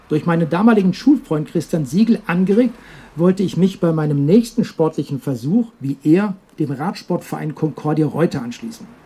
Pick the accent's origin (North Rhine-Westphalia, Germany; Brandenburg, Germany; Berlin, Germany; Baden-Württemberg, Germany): Baden-Württemberg, Germany; Herbolzheim area, near Emmendingen and Freiburg; in Herbolzheim, das ist eine kleine Gemeinde, die liegt ein äh, paar Kilometer nördlich von Emmendingen. Freiburg sind ungefähr 30, 40 Kilometer bis dorthin und eben auch direkt in meiner Heimat